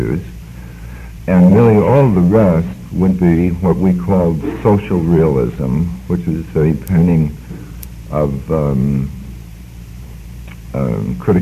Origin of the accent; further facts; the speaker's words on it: San Francisco, California, United States; moved away; also born or lived in New York; I grew up in San Francisco